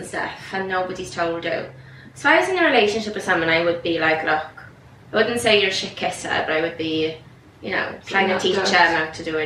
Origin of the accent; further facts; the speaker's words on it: Wales, United Kingdom; We're Welsh